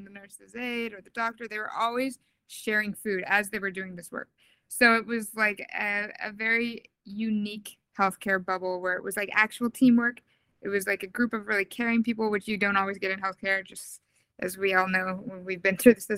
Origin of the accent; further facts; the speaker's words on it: Southern California and Maui, Hawaii, United States; moved away as an adult; also born or lived in New York City; I grew up in Southern California and Hawaii on the island of Maui